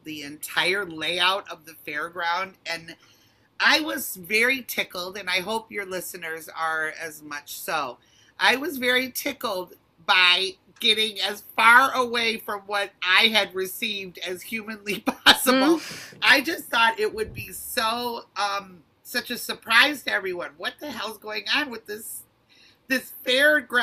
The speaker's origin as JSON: {"language": "English", "town": "Detroit", "region": "Michigan", "country": "United States", "tie": "born or raised there", "moved": "as an adult", "lives_now": "Los Angeles, United States", "said": "I'm from Detroit, and I was raised in Detroit proper, and I am such a city girl for that reason"}